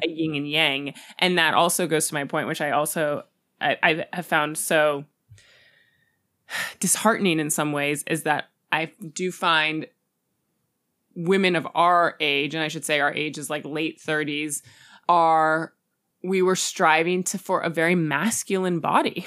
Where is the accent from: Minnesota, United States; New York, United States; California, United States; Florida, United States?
California, United States; Los Angeles; my childhood in Hollywood